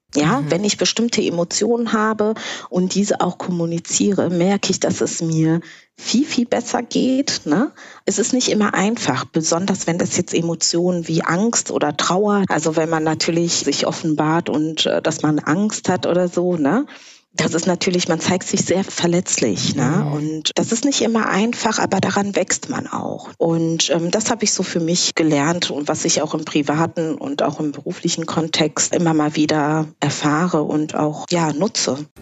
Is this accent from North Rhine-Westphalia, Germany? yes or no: yes; Bonn, North Rhine-Westphalia, Germany; first language Kinyarwanda; German is a second language; also born or lived in Rwanda (born); now in Berlin, Germany; damals, in Anfang der 90er, bin ich dann mit meiner Familie hier nach Deutschland gekommen, nach Bonn